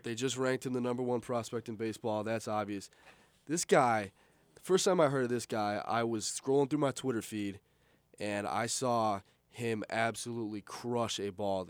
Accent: Buffalo, New York, United States; I'm from Buffalo

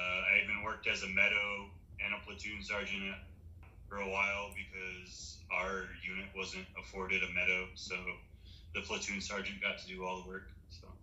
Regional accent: Western Texas and New Mexico, United States; I grew up in Western Texas and New Mexico.

